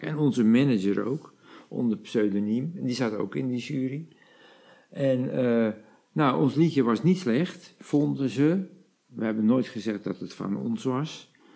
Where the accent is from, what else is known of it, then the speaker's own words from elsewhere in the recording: the Kop van Noord-Holland, North Holland, Netherlands; we komen uit de kop van Noord-Holland